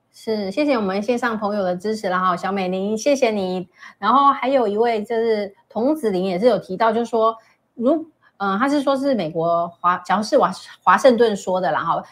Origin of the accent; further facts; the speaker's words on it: Taiwan; 我们台湾人